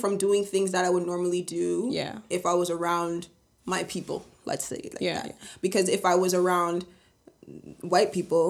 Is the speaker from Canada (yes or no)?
yes; Vaughan, Ontario, Canada; growing up in Vaughan, we've been there since we were like 2 to 3 years old